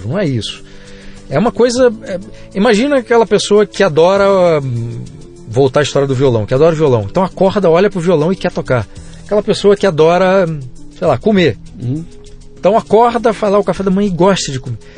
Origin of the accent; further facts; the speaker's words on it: Brazil; born there; Eu nasci no Brasil, eu tenho todos os defeitos e virtudes de ser brasileiro